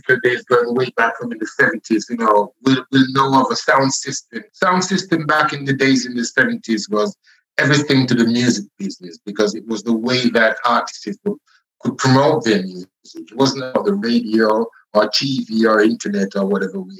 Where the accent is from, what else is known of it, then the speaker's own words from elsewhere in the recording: Scotland, United Kingdom; I realized that I was Scottish after all. Because, you know, I was 15, 16 in school then